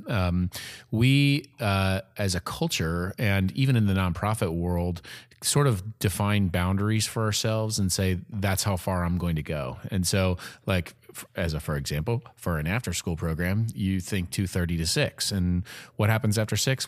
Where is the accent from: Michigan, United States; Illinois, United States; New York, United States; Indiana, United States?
Illinois, United States; Peoria; now in Evansville, United States; I'm from Peoria, Illinois